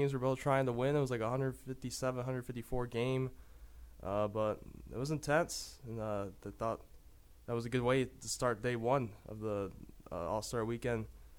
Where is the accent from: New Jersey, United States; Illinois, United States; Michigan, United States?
Michigan, United States; Saginaw; Draymond Green from my hometown of Sag Nasty, Saginaw, Michigan.